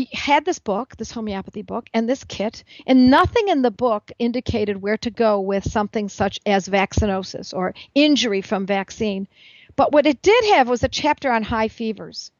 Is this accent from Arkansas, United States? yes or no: no; Buffalo, New York, United States; my hometown of Buffalo, New York